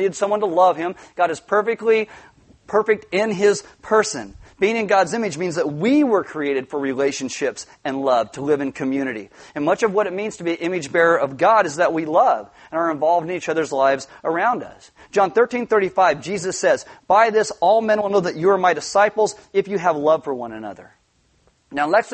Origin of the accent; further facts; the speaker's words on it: Santa Maria, California, United States; I was actually born in Santa Maria